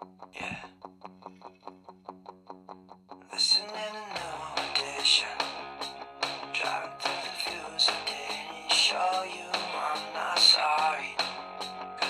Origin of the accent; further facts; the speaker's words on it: Delaware County, Pennsylvania, United States; they're from Delaware County. And that's where I'm from